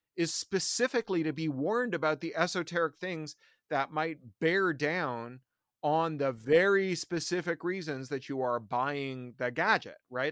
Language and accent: English; Toronto, Ontario, Canada; also born or lived in Central America / San Francisco / London; now in Burbank, United States; I, I grew up in Toronto. Uh, then I lived in Central America and San Francisco, then in London, became a British subject citizen. Uh, now I live just outside of Los Angeles in Burbank.